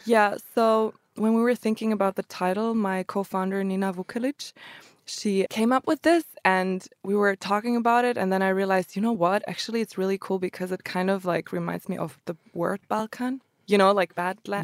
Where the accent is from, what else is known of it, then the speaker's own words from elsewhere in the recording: Germany; also born or lived in Croatia; I grew up in Germany though, since they immigrated to Germany